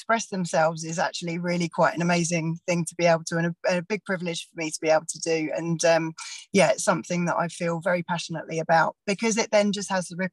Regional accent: England, United Kingdom; moved away as an adult; also born or lived in Australia; now in Bay of Plenty, New Zealand; I'm from England originally, moved over to New Zealand around 9 years ago

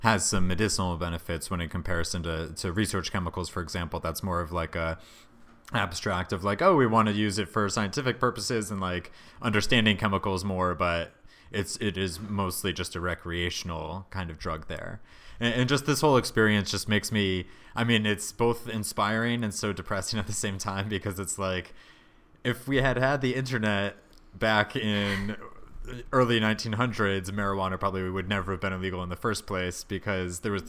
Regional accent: Connecticut, United States; growing up in Connecticut

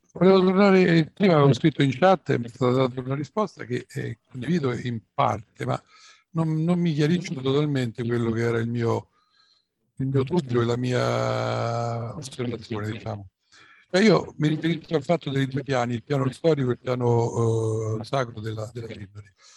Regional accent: Rome, Lazio, Italy; also born or lived in Tuscany; io sono romano, veramente.

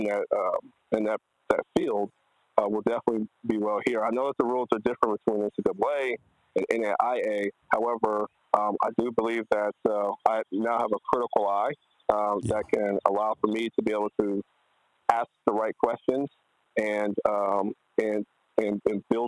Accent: Texas A&M University, United States; It's my hometown

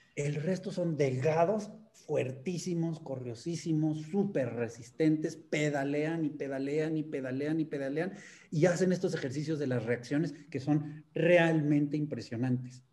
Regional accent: Mexico

